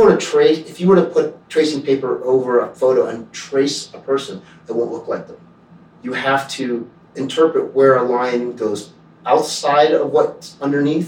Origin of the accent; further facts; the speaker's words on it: Cincinnati, Ohio, United States; also born or lived in Canada; I grew up in Cincinnati, Ohio